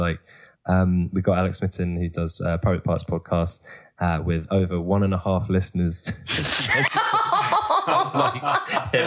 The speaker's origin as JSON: {"language": "English", "country": "United Kingdom", "said": "as British people"}